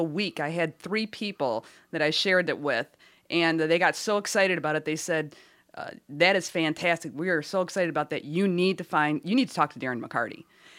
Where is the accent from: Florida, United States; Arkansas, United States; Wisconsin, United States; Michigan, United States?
Michigan, United States; Detroit; I'm from Detroit.